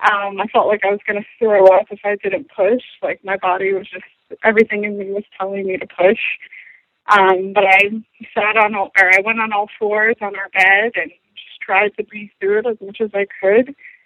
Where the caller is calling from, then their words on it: Atlanta, Georgia, United States; I'm from Atlanta, Georgia